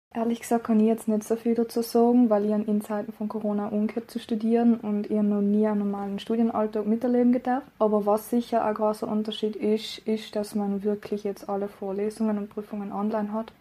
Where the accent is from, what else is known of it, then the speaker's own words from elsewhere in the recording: Klausen, Trentino-Alto Adige, Italy; also born or lived in Innsbruck; komme aus Klausen und studiere alleweil an der Uni Innsbruck Psychologie